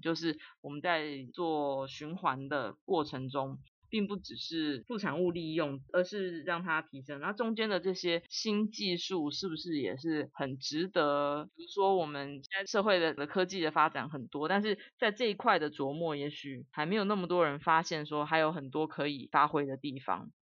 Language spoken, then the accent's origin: Chinese; Taiwan; 我们台湾人一年吃掉这么多的糖哦